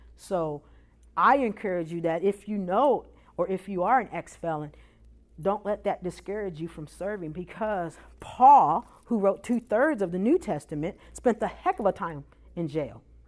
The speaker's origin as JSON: {"language": "English", "town": "Chicago", "region": "Illinois", "country": "United States", "also_born_or_lived": "Iowa", "moved": "yes", "lives_now": "Memphis, United States", "said": "I'm originally from Chicago"}